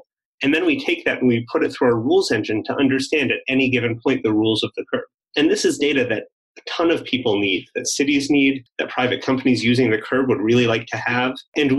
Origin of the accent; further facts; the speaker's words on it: Canada; I mentioned I came from Canada, and in Canada, the federal government kind of has all the power that it doesn't give to the provinces.